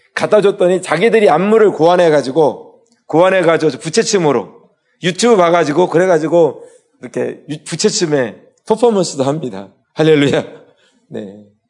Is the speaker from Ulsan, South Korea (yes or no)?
no; Daejeon, South Korea; moved away as an adult; now in Palawan, Philippines; 중학교 2학년 때 저희가 살던 집이 교회가 됐어요. 대전에서